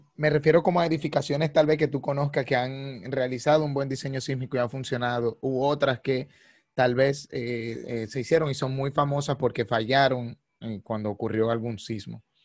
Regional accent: Dominican Republic; nosotros como ingenieros dominicanos

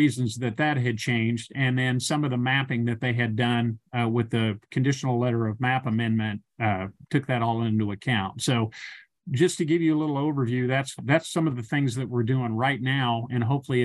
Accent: Lawrence, Kansas, United States; I was born in Lawrence and have lived most of my life in the city of Lawrence

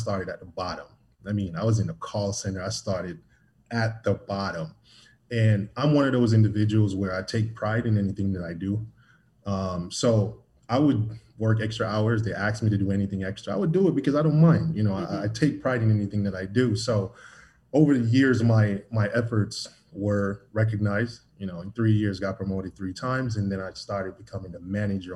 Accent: Jamaica; Born and raised in Jamaica.

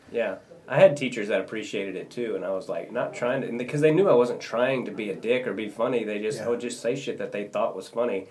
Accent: Kansas, United States; I was in six A, which is the biggest division for Kansas

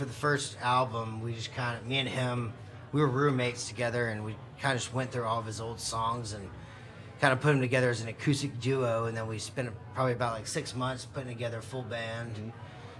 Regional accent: Houston, Texas, United States; I'm from Houston. Actually, I'm from right down the road.

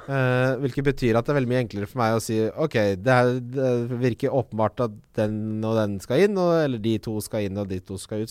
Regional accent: Ski, Akershus, Norway; now in Oslo, Norway; Jeg vokste opp i Ski

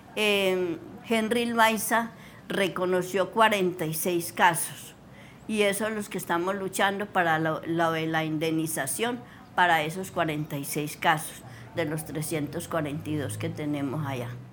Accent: El Dovio, Valle del Cauca, Colombia; moved away; also born or lived in Trujillo, Valle del Cauca; Nací en el Dobio Valle, en una vereda del Guachal

